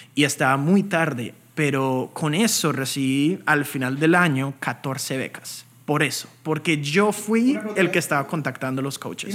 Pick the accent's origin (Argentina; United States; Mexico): United States; also born or lived in Bogotá, Colombia; a los tres años decidimos inmigrar aquí a Estados Unidos